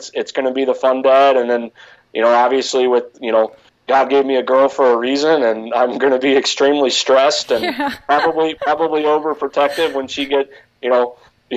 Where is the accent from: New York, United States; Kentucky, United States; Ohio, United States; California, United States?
Ohio, United States; Cincinnati; growing up in Cincinnati, I grew up a Bengals fan